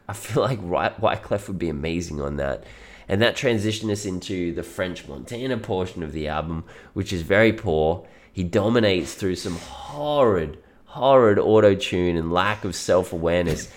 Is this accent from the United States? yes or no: no; Australia; I am Australian